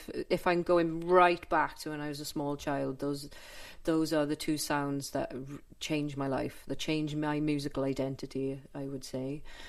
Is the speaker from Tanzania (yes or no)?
no; Wales, United Kingdom; also born or lived in London; the mysticism of being a Welsh person.